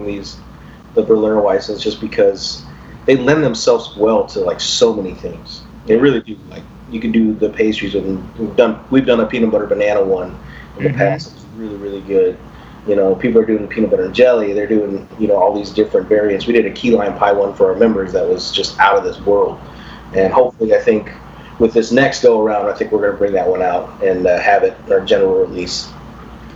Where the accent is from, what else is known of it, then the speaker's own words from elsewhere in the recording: Corpus Christi, Texas, United States; growing up in Corpus